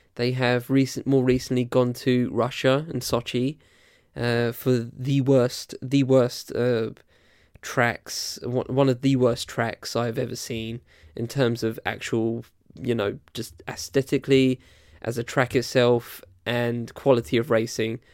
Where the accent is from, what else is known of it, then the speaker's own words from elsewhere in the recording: Essex, East of England, United Kingdom; also born or lived in London / Southampton; I was born in London, and I live, and I've lived in Essex for most of my life.